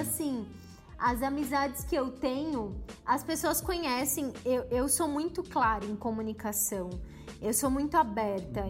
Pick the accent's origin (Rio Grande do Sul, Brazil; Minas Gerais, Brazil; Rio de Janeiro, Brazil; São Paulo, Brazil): São Paulo, Brazil; Eu sou de São Paulo